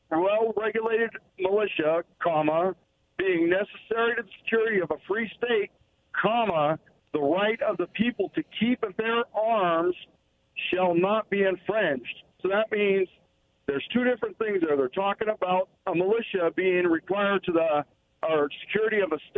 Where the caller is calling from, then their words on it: Pasco, Washington, United States; Sorry, Rock from Pasco again.